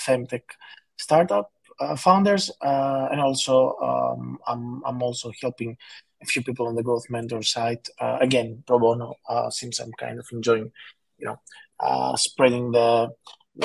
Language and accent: English; Greece; now in London, United Kingdom; I'm from Greece originally. I live in London